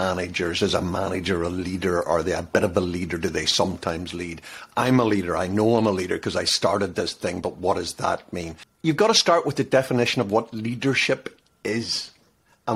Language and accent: English; Ireland; I'm an Irishman